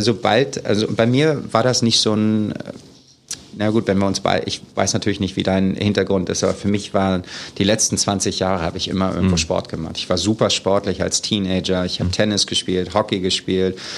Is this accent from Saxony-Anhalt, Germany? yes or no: no; Hanover, Lower Saxony, Germany; moved away as an adult; now in New York, United States; Ich komme aus Hannover, aus Niedersachsen. Ähm, ich bin 1977 äh, geboren in Hannover und war dann an der Grundschule in einem total behüteten Haus aufgewachsen